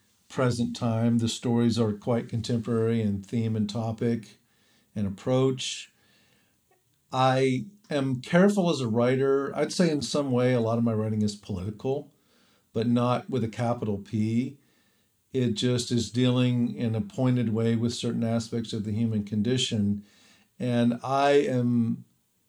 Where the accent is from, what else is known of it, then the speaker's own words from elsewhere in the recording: the South, United States; I'm from the South